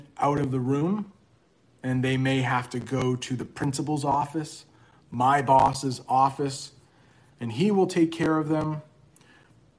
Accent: Maine, United States; I'm from Maine

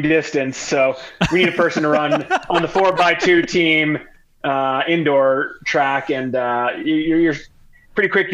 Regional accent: New Jersey, United States; moved away as an adult; also born or lived in Philadelphia / Washington, D.C.; Born and bred in New Jersey. Spent my childhood right there.

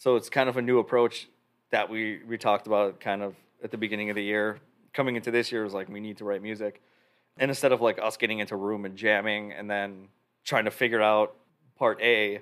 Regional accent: Roselle, Illinois, United States; also born or lived in Chicago; I grew up in Roselle, so I did lessons at Roselle Music.

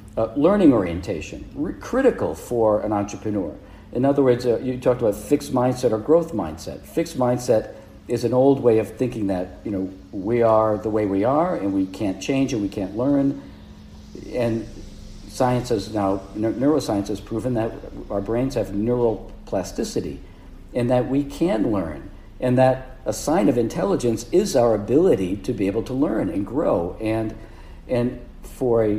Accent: Providence, Rhode Island, United States; I grew up in Providence, Rhode Island

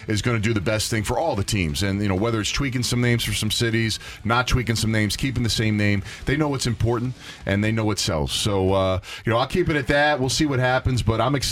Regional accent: Philadelphia, Pennsylvania, United States; I'm from Philadelphia, born and raised.

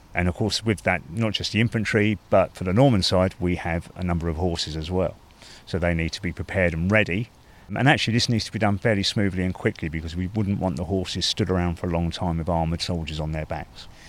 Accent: England, United Kingdom; as an Englishman.

